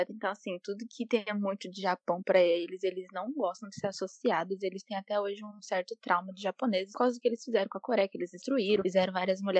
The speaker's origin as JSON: {"language": "Portuguese", "town": "Macaé", "region": "Rio de Janeiro", "country": "Brazil", "said": "tenho 23 anos, sou da Igreja Assembleia de Deus, Ministério Madureira. Sou de Macaé, Rio de Janeiro"}